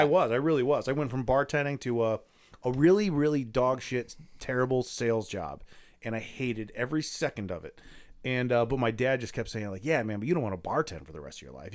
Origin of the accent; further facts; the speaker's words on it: Akron, Ohio, United States; now in Lakewood, United States; I'm from Akron.